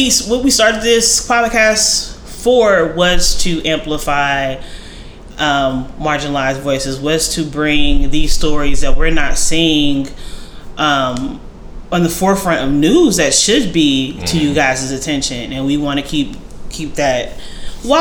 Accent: United States; Being an American

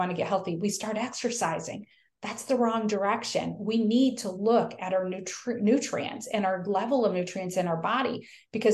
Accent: the North, United States; now in the South, United States; I live in the South now. I'm from the North

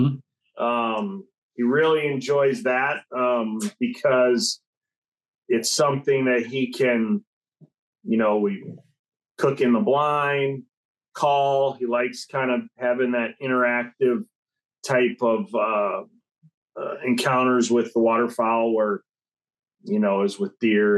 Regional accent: Illinois, United States; we're from Illinois.

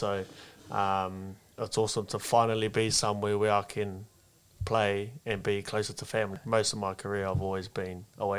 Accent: Palmerston North, Manawatū-Whanganui, New Zealand; first language Māori; English is a second language; I was born in Palmy. I was Palmy born. I went to school in Palmy. I was grew up in a Māori household.

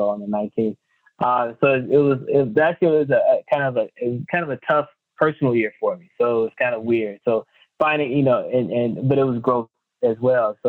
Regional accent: Mississippi, United States; moved away; also born or lived in Atlanta, Georgia / Tennessee / Denver, Colorado; I'm from Mississippi, lived in the Southeast, Atlanta, Tennessee.

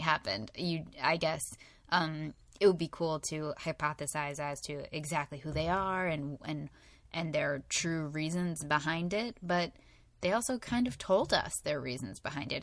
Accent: United States; We're American

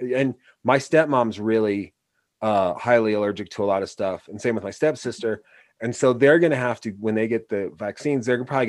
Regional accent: Oregon, United States; Yeah, we're from Oregon, and he's fine.

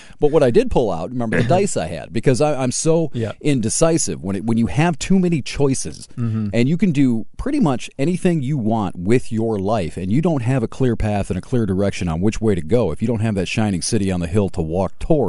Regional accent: Hillsdale, United States; You know, I was growing up in Hillsdale.

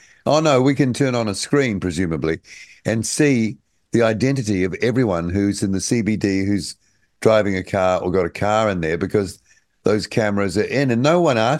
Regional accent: New Zealand; as a Kiwi returning

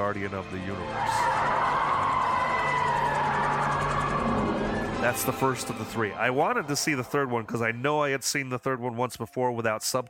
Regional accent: Hudson Valley, New York, United States; I grew up in Hudson Valley, New York area.

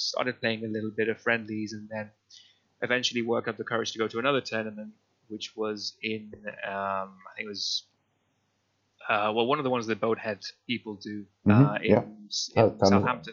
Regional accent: Spain; moved away as an adult; now in United Kingdom; I'm originally from Spain, but I've been living in the UK for ages now, about 15, 16 years

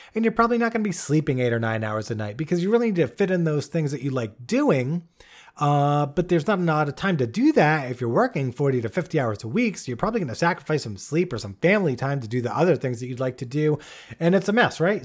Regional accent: Bristol, Rhode Island, United States; I grew up in a small town, uh, called Bristol, Rhode Island, uh, which is a very small state, the smallest

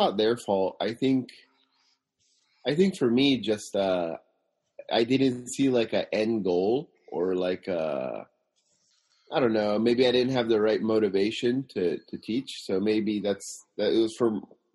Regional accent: Simi Valley, California, United States; now in Tokyo, Japan; I'm originally from Simi Valley, California

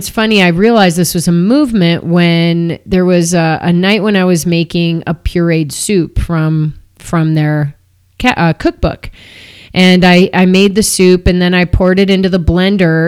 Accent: Downers Grove, Illinois, United States; now in Boulder, United States; I'm from Chicago.

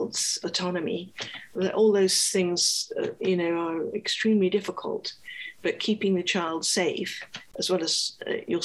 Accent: Scotland, United Kingdom; I was from Scotland.

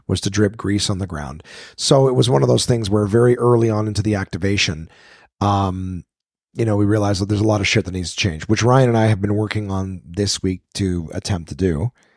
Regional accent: Canada; I'm, I'm Canadian

